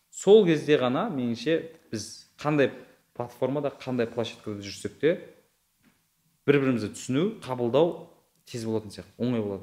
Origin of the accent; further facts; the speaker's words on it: southern Kazakhstan, Kazakhstan; first language Uzbek; Kazakh is a second language; мен мен менің ыыы даже екінші емес бірінші тілім өзбек тілі болған иә. өйткені мен тұратын ауыл өзбек тілді өзбек тілді емес енді өзбектер көп и өзбекстанмен шекаралас болғаннан кейін тек қана өзбек телевидениесін көріп өстім